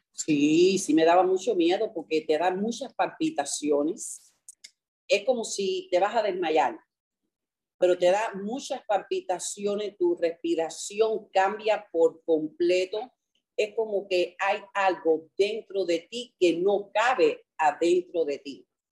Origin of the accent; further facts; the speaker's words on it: New York, United States; now in Miami, United States; yo crecí en Nueva York